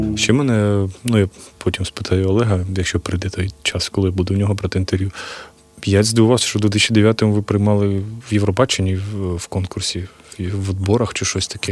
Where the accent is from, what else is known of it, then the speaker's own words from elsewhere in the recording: Kyiv, Ukraine; Я от з Києва